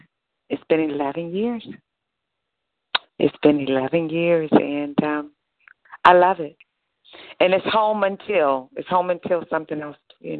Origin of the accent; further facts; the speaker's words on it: Fort Lauderdale, Florida, United States; moved away as an adult; also born or lived in Atlanta / Los Angeles; I'm originally from Fort Lauderdale, Florida, which actually is where I am now, and back in Florida